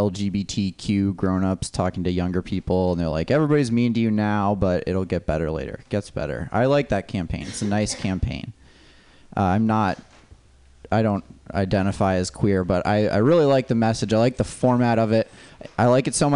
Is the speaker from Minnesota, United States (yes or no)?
yes; Minnesota, United States; moved away; I'm from Minnesota originally